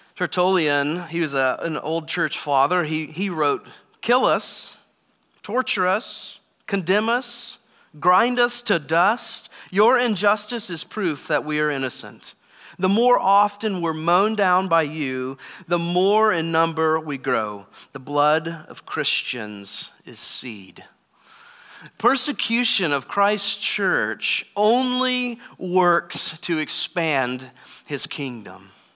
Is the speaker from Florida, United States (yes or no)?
no; Texas, United States; moved away; I grew up in Texas